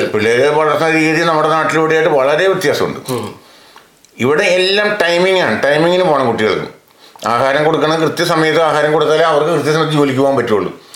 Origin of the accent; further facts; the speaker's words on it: Kerala, India; moved away as an adult; നമ്മൾ ഒരു ഇത്രയും വയസ്സുവരെയും അവിടെ ജീവിച്ചിട്ട്